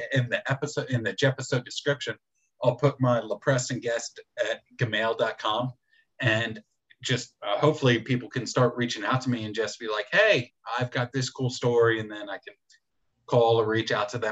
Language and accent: English; Philadelphia, Pennsylvania, United States; moved away; I'm from Philadelphia originally